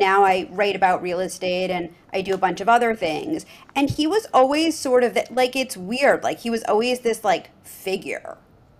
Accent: New York, United States; moved away as an adult; now in Los Angeles, United States; when I moved to LA, I didn't really know the market and I was from New York

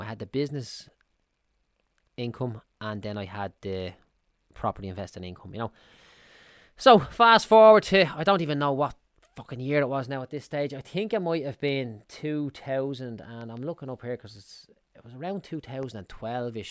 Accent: Dublin, Leinster, Ireland; I'm from Clondalkin in Dublin

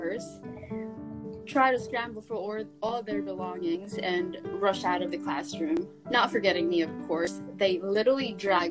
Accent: Philippines; moved away as an adult; now in New York, United States; Yes, I am Filipino. I grew up in the Philippines

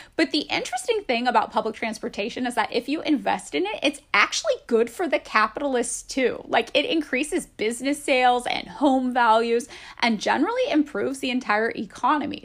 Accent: Fresno, California, United States; also born or lived in San Francisco; now in Los Angeles, United States; my hometown of Fresno, California

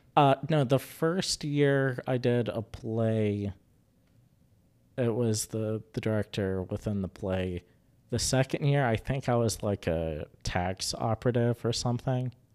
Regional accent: Charleston, West Virginia, United States; now in Huntington, United States; I grew up in Charleston

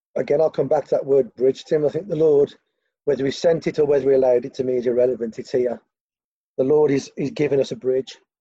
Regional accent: Gornal, West Midlands, United Kingdom; I'm from Gornal.

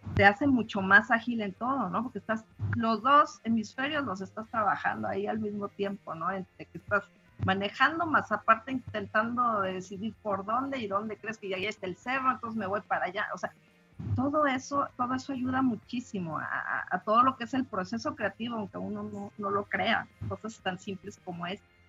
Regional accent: Mexico City, Mexico; now in Monterrey, Mexico; yo nací en la Ciudad de México hace algunos ayeres, tengo viviendo aquí en Monterrey también unos cuantos añitos

